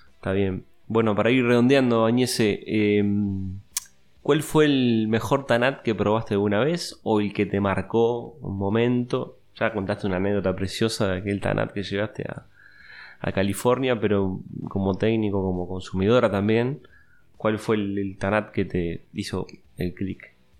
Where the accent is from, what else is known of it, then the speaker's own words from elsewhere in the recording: Uruguay; como uruguayo